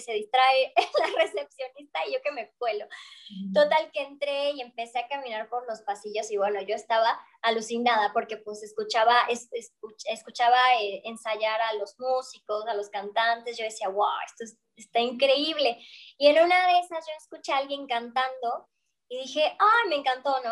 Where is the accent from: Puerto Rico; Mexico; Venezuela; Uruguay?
Mexico; moved away as an adult; also born or lived in Barcelona, Spain; yo soy de México